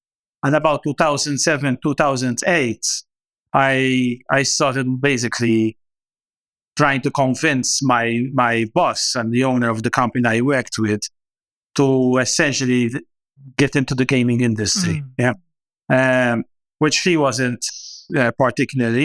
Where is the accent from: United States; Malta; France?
Malta; I actually always wanted to travel and leave, get out of Malta